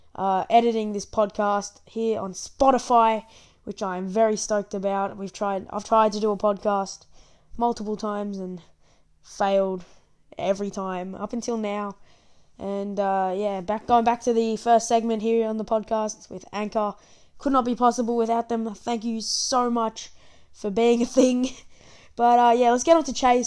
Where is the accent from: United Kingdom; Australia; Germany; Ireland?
Australia; also born or lived in Victoria; I'm from Australia, as you can probably tell by my accent